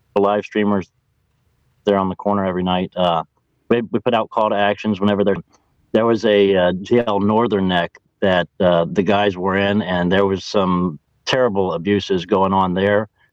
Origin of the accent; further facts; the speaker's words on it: Ohio, United States; I'm from Ohio